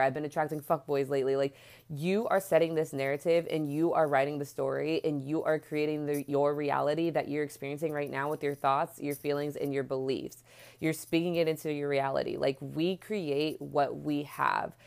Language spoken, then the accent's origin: English; Bay Area, California, United States; I'm from the Bay Area, and so we don't have, like, a subway, we have BART